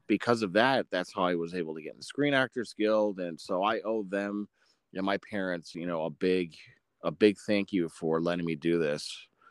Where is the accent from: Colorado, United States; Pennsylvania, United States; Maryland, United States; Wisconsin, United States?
Wisconsin, United States; Menasha; moved away; also born or lived in Orlando, Florida; I was born and raised in Menasha, Wisconsin